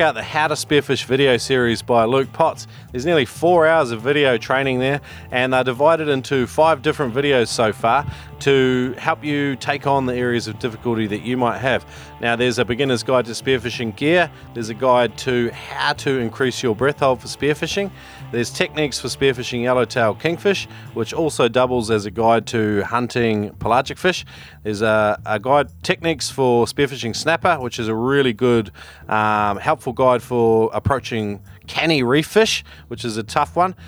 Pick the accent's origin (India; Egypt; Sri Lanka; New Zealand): New Zealand; also born or lived in China; I was brought up in New Zealand